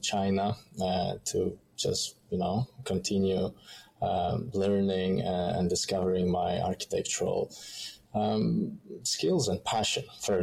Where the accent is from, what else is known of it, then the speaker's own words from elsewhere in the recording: Poland; moved away as an adult; now in Melbourne, Australia; I come from Poland, Eastern Europe